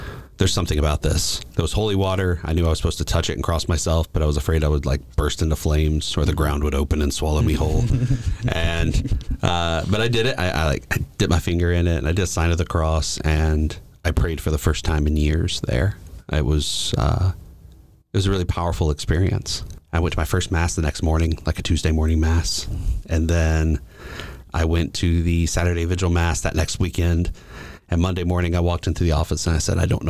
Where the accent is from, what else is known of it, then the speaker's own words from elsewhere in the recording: Gatlinburg, Tennessee, United States; Gatlinburg, which is my hometown